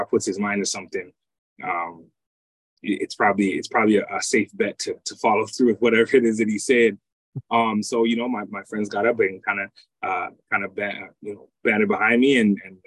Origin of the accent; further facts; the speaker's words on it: Toronto, Ontario, Canada; also born or lived in United Kingdom / Jamaica (ancestry); I'm from Toronto, from Scarborough.